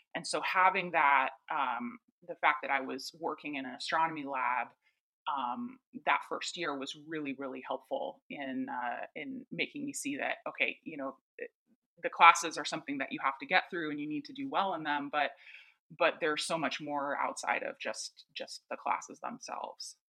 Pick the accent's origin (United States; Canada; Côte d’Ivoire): United States; East Coast; I grew up on the East Coast